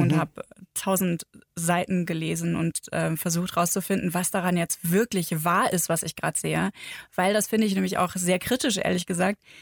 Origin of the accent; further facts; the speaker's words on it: Northern Germany, Germany; now in Bavaria, Germany; ich bin ja aus Norddeutschland ähm, quasi in den Süden gezogen